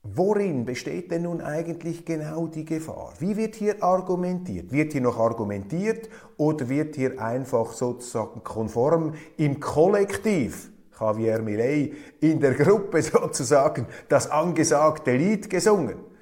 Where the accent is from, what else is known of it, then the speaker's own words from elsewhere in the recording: Switzerland; als Schweizer